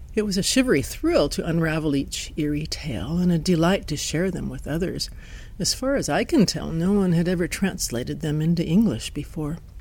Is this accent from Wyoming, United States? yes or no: yes; Wyoming, United States; accent: Wyoming twang; also born or lived in Pacific Northwest, south of Seattle, Washington; now in Washington, United States; a little Wyoming twang in my voice